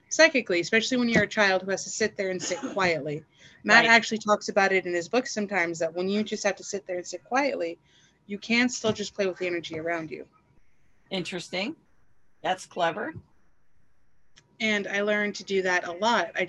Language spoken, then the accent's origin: English; Southern United States, United States; I was raised in the South by a former military father, and I was a trucker